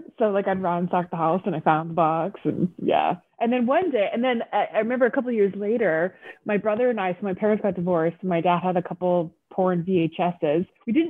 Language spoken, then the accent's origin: English; Canada; in Canada.